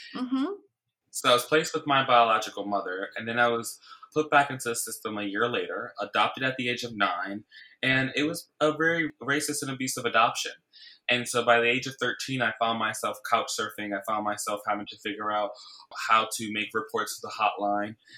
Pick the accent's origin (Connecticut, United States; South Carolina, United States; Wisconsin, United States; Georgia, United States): Connecticut, United States; Bridgeport; now in New York City, United States; I grew up in Bridgeport, Connecticut, which is about 60 miles outside of New York City, where I live now